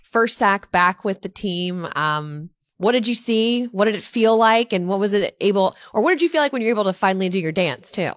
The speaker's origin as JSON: {"language": "English", "region": "Louisiana", "country": "United States", "moved": "yes", "lives_now": "Minnesota, United States", "said": "I'm from Louisiana"}